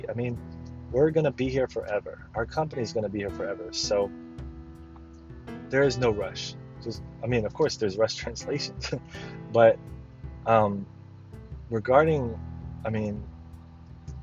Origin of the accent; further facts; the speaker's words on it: the South, United States; I'm from the South, as you all know